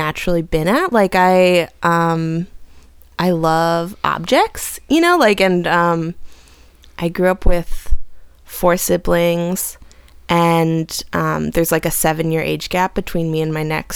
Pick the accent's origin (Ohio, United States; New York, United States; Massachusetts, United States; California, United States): California, United States; Southern; now in Chicago, United States; I come from Southern California originally